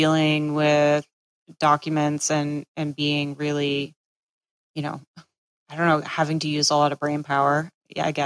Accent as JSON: {"language": "English", "region": "Massachusetts", "country": "United States", "tie": "born or raised there", "moved": "yes", "lives_now": "Florida, United States", "said": "I grew up in Massachusetts"}